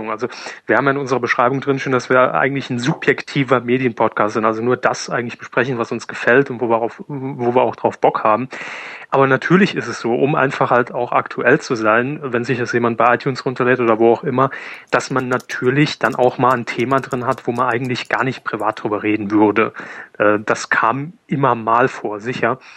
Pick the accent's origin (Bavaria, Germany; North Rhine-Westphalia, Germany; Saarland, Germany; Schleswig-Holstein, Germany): Saarland, Germany; Saarbrücken; born there; Gut, Jahrgang 84, auch geboren in Saarbrücken, ähm, wobei kein wirklicher Lokalpatriot.